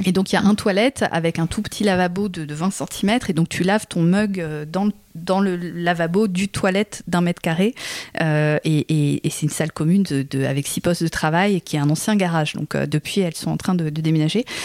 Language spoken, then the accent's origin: French; France; en tant que Française